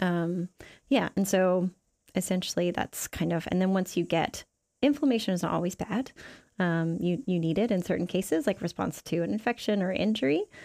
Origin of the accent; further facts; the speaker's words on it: Canada; moved away as an adult; also born or lived in Seattle; now in New Zealand; I'm from Canada